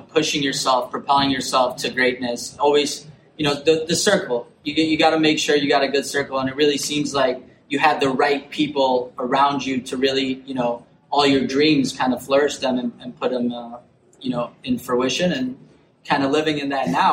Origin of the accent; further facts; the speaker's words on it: Chicago, Illinois, United States; I'm, I'm from Chicago